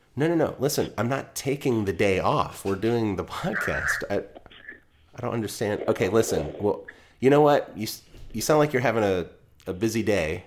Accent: United States; I'm speaking as an American

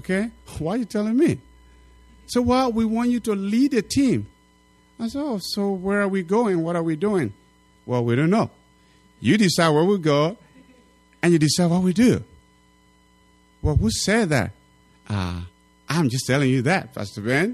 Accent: Liberia; now in Wisconsin/Minnesota area, United States

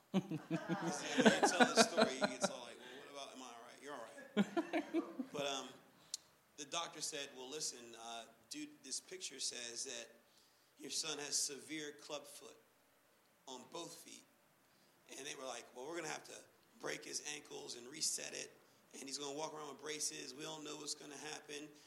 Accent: Pittsburgh, Pennsylvania, United States; moved away; I'm from Pittsburgh

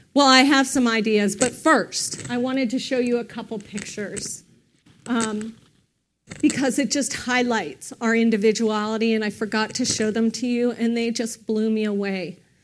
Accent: United States; we don't as an American culture

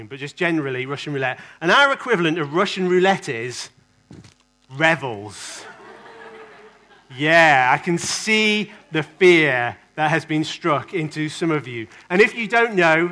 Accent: England, United Kingdom; I kind of love being English.

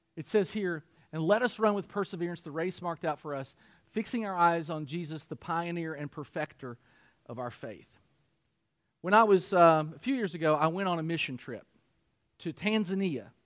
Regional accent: Harrodsburg, Kentucky, United States; moved away; my hometown, Harrodsburg

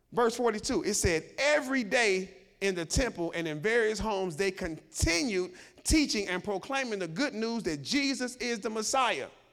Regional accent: Chicago, Illinois, United States; I grew up in Chicago and the projects.

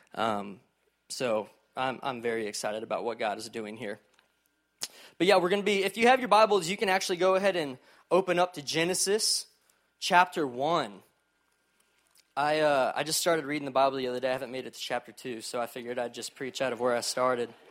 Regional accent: College Station, Texas, United States; also born or lived in Fort Worth, Texas; I grew up in College Station, Texas, home of Texas A and M

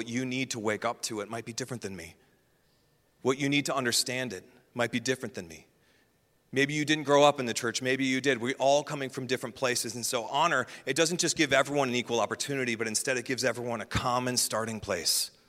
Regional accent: Midwest, United States; I'm going to butcher this because I'm from the Midwest

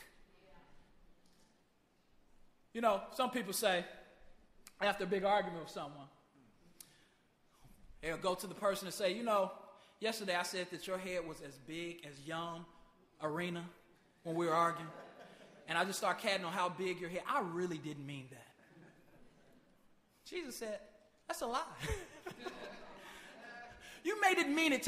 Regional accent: Chicago, Illinois, United States; my hometown, Chicago, Illinois

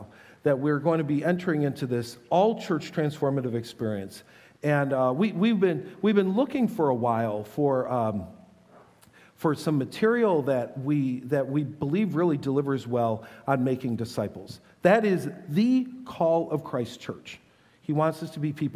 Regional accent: Buffalo, New York, United States; I've been a Bills fan all my life growing up in Buffalo

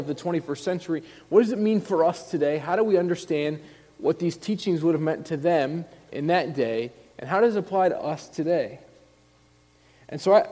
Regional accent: Indiana, United States; moved away as an adult; also born or lived in Illinois; I grew up in Indiana

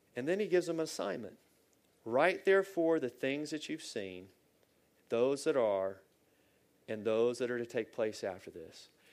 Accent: Virginia, United States; I'm from Virginia and I live about two hours south of Washington, D.C.

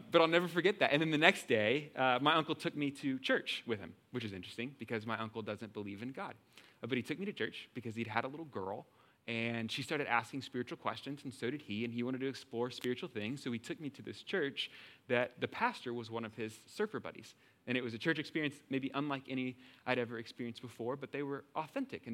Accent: Texas, United States; I'm from Texas

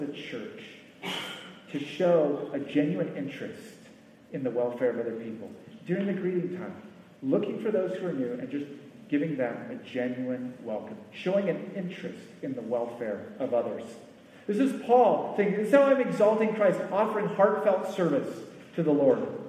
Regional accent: United States; As an American

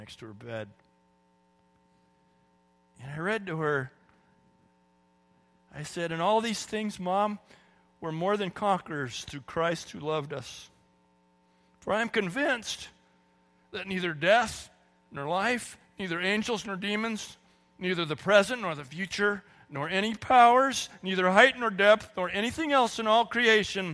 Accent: California, United States; I grew up in California

